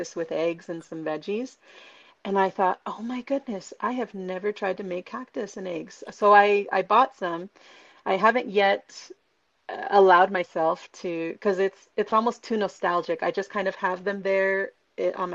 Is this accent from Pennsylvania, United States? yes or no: no; Santa Barbara, California, United States; born and raised in Santa Barbara, California